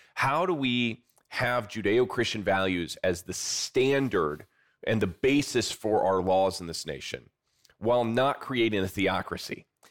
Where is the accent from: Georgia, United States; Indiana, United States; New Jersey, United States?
Indiana, United States; South Bend; I'm from, uh, South Bend, Indiana, kind of the greater area there, and I still live there to this day